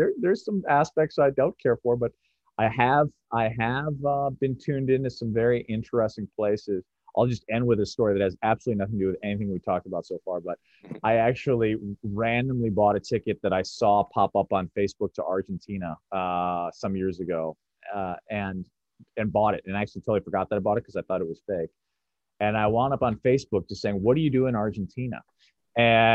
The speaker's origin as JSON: {"language": "English", "town": "Chicago", "region": "Illinois", "country": "United States", "tie": "born or raised there", "said": "having grown up in the middle of the city, I grew up in Chicago"}